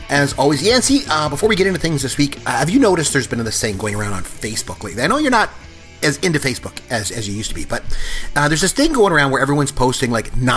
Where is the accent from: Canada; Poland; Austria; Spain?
Canada; And I'm good Canadian. I don't either.